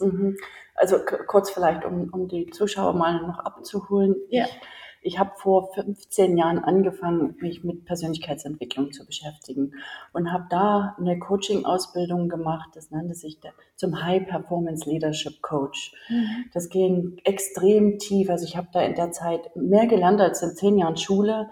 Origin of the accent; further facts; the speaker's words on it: Germany; moved away as an adult; bin ja Deutsche und in Deutschland aufgewachsen